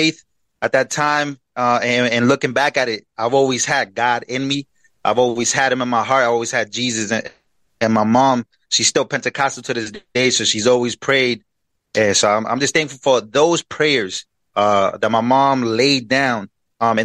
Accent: New York City, New York, United States; also born or lived in Queens, New York / Puerto Rico; I was born in Queens, New York, then brought to Puerto Rico till I was 7 years old, and then I came to the Bronx

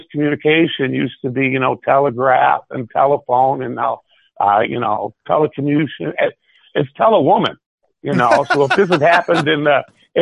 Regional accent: Michigan, United States; I'm from Michigan

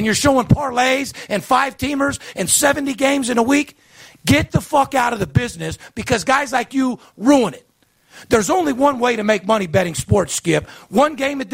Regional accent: Las Vegas, Nevada, United States; I'm born and raised in Las Vegas, third generation

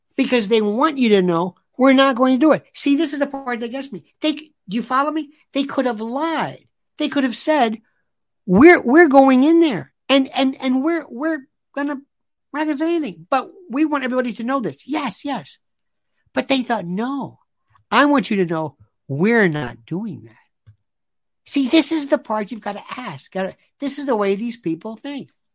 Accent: Florida, United States; Growing up in Florida

